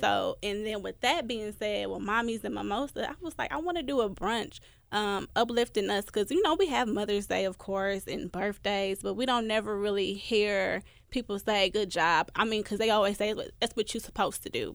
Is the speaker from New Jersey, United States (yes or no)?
no; Milwaukee, Wisconsin, United States; moved away as an adult; now in Memphis, United States; my hometown, Milwaukee